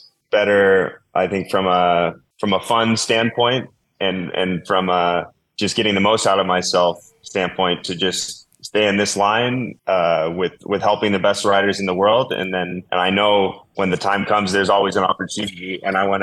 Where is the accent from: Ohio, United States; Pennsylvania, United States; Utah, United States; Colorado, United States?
Colorado, United States; what I grew up with in Colorado mountain bike racing